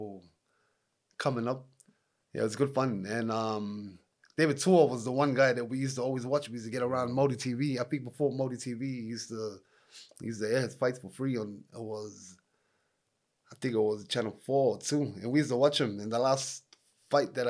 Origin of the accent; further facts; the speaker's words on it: Auckland, New Zealand; I grew up in Mangere, bro. I grew up in Mangere out there in Vine Street.